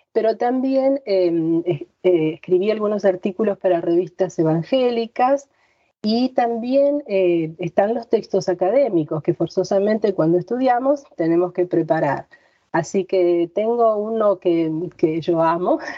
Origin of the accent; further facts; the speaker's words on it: Argentina; En, castellano o en argentino, como escriben eh, aquí en mi tierra.